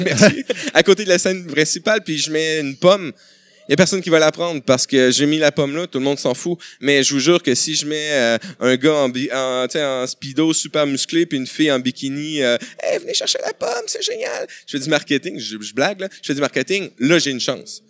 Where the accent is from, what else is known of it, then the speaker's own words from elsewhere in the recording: Quebec, Canada; chez nous, au Québec